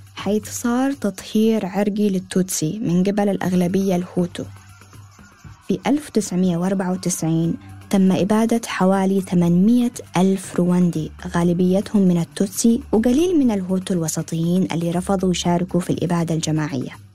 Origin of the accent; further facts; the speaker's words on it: Yemen; وأنا صغيرة في اليمن